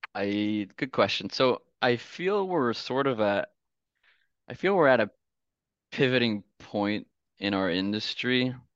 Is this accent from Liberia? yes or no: no; Canada; I'm from Canada